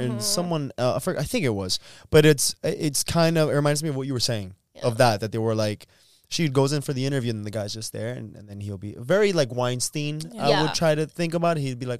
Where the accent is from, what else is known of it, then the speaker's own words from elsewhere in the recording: Miami, Florida, United States; accent: Miami; I have a Miami accent.